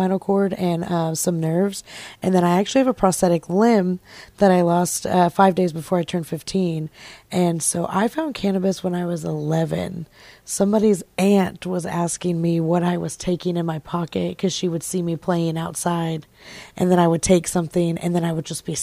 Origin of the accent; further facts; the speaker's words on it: Tulsa, Oklahoma, United States; I am from here, born and raised in Oklahoma.